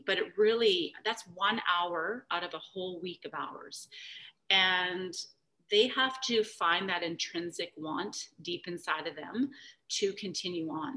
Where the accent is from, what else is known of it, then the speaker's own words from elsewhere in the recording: Calgary, Alberta, Canada; back when I grew up in Calgary